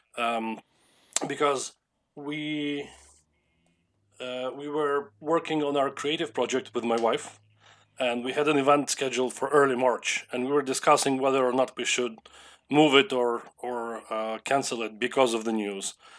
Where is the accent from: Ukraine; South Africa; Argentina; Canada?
Ukraine; Lviv, Lviv Oblast; I was born in Lviv and I have lived in Lviv as my main hometown for my entire life. That's in the west of Ukraine.